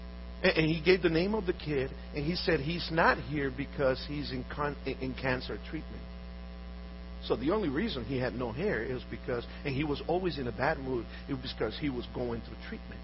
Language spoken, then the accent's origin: English; Honduras; moved away; I'm from Honduras. I was born in Honduras.